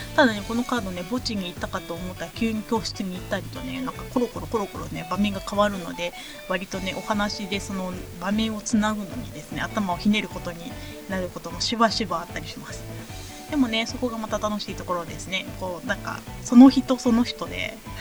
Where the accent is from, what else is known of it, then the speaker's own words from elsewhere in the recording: Ehime, Japan; moved away; 私の 地元愛媛県